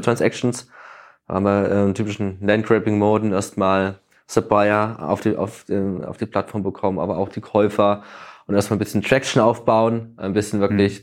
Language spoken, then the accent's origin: German; Thuringia, Germany; also born or lived in Hamburg; now in Berlin, Germany; ich komme eigentlich aus Thüringen